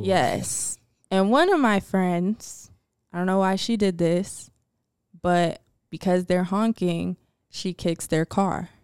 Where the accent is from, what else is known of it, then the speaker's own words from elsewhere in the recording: Atlanta, Georgia, United States; I'm from Atlanta.